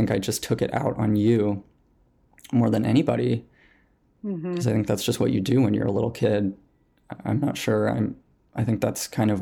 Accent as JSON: {"language": "English", "region": "Montana", "country": "United States", "tie": "born or raised there", "said": "growing up in Montana."}